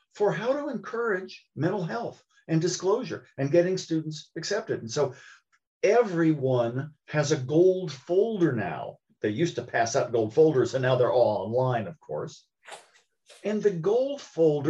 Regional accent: Columbus, Ohio, United States; When I was growing up in Columbus, Ohio

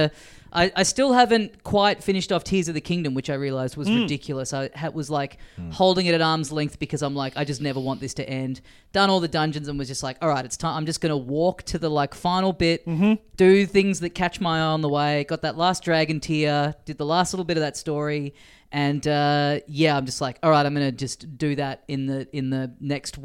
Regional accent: Australia; as an Australian

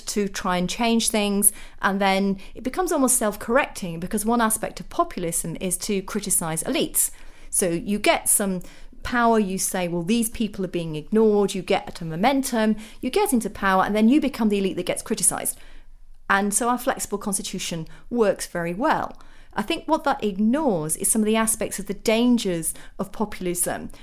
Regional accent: Sheffield, Yorkshire and the Humber, United Kingdom; I'm a working class Sheffielder by birth. So if you go back to my hometown

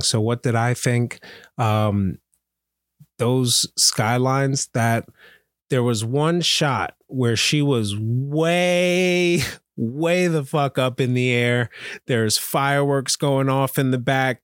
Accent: Pennsylvania, United States; I'm from Pennsylvania

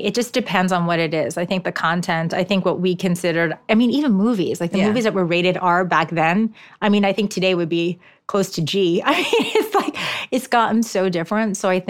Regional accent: Japan; first language ja; English is a second language; there's a lot of required parent education in Japan, which Japanese is my first language, so this wasn't much of an issue.

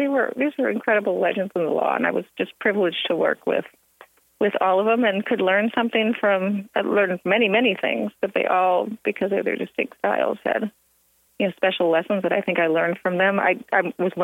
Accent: Illinois, United States; moved away; a Midwestern phrase because I'm from Illinois

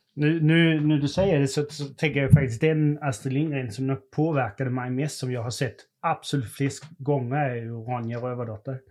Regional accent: Denmark; now in Sweden; jag kommer från Danmark

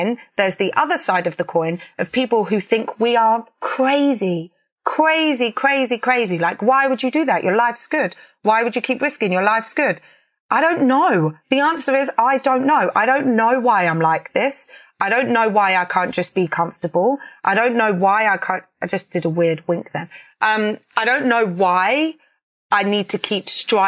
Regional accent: Peterborough, East of England, United Kingdom; where I grew up in Peterborough

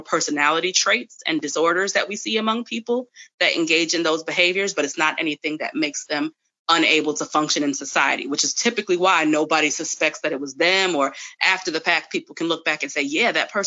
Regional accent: New York, United States; moved away; I'm from New York originally

